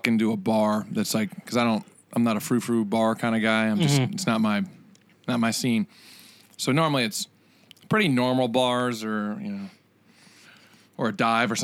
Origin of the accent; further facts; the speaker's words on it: Virginia, United States; now in Nashville, United States; we're from Virginia, and in the Shenandoah Valley, there's a ton of wineries